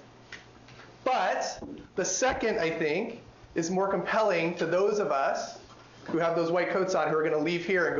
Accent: California, United States; my home state of California

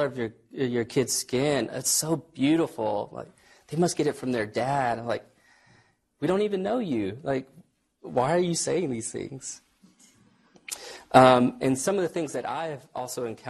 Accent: Texas, United States; moved away; I'm from Texas.

